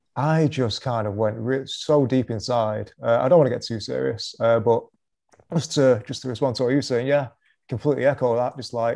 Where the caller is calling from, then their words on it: Manchester, North West England, United Kingdom; Manchester, England.